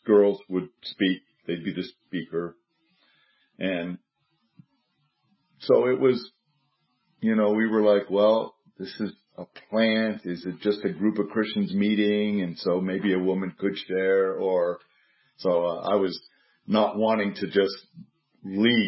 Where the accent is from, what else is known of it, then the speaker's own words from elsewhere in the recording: United States; moved away as an adult; I'm American